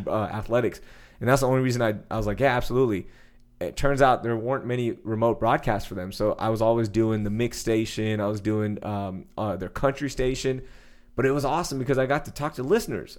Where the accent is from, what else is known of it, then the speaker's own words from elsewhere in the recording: Sugar Land, Texas, United States; also born or lived in Houston; I'm from Houston. I grew up in Sugar Land.